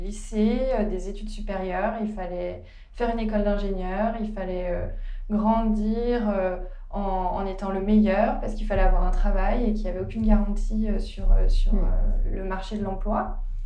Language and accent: French; the Alps, France; moved away as an adult; also born or lived in Leeds; now in London, United Kingdom; je vis à Londres depuis 3 ans maintenant et je suis originaire des Alpes